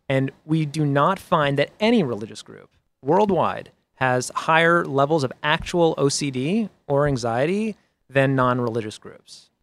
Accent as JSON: {"language": "English", "town": "Boston", "region": "Massachusetts", "country": "United States", "said": "I'm from Boston"}